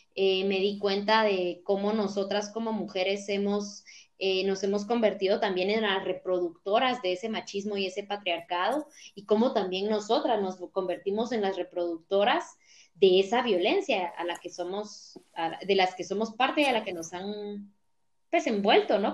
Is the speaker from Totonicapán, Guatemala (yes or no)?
yes; Totonicapán, Guatemala; en Totonicapán, que es el pueblo indígena de donde yo vengo